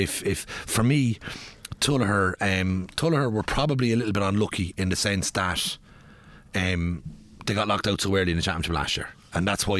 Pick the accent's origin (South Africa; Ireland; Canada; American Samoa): Ireland; Athlone, Leinster; we're townies from Athlone